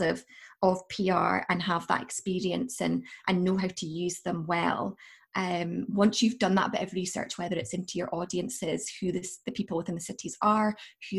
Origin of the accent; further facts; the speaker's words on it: Aberdeen, Scotland, United Kingdom; moved away as an adult; also born or lived in Liverpool; now in Aberdeen, United Kingdom; living in Aberdeenshire, growing up in Aberdeenshire